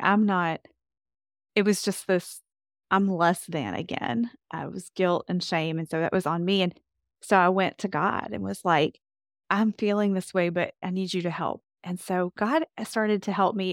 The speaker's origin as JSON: {"language": "English", "region": "Kentucky", "country": "United States", "tie": "born or raised there", "said": "I grew up in Kentucky, born and raised, and love my Kentucky home"}